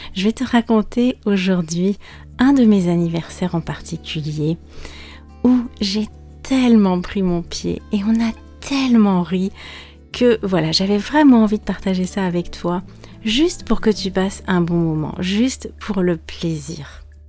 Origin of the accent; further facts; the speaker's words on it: France; also born or lived in Brittany; je suis française